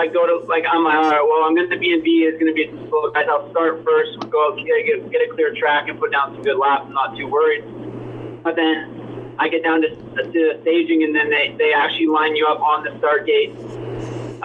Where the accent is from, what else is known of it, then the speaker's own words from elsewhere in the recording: Prince George, British Columbia, Canada; I'm from Canada